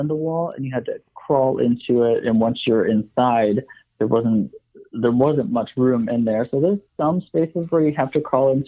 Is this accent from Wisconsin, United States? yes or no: yes; Wisconsin, United States; I grew up in Wisconsin